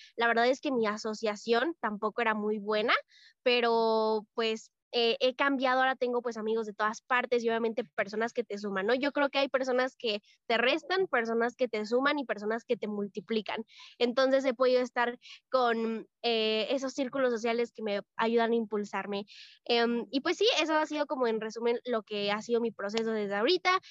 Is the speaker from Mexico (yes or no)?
yes; Mexico; soy de México, tengo 16 años